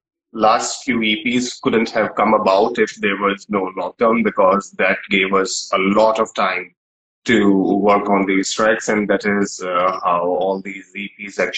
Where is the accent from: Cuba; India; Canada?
India; we are in India, we are Indian musicians